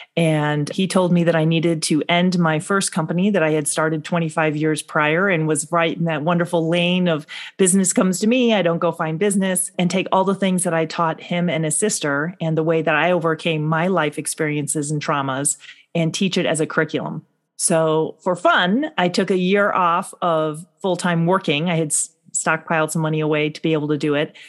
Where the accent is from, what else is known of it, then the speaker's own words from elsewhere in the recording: North Shore of Chicago, Illinois, United States; I grew up in the North Shore of Chicago.